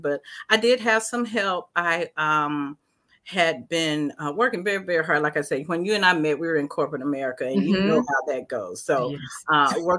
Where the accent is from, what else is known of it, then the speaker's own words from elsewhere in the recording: the South, United States; growing up in the South as a Black woman, it has its own challenges.